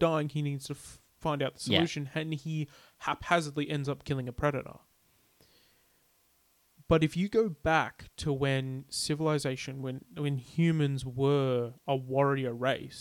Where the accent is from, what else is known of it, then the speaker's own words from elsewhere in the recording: Australia; we're Australian